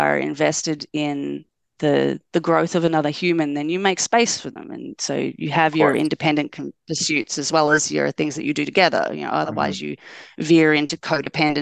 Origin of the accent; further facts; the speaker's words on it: Tasmania, Australia; now in Melbourne, Australia; I'm originally from Tasmania